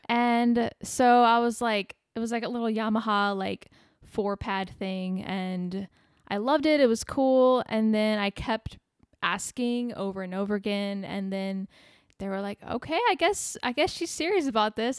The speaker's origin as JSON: {"language": "English", "town": "Bourbonnais", "region": "Illinois", "country": "United States", "tie": "born or raised there", "moved": "as an adult", "lives_now": "Arizona, United States"}